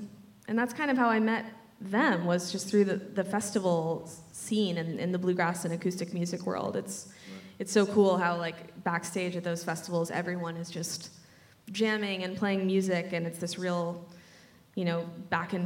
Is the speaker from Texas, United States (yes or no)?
yes; just outside of Austin, Texas, United States; I grew up in Texas, just outside of Austin